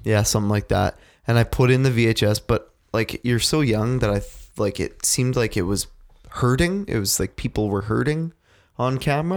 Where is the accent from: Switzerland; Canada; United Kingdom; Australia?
Canada; I am super Canadian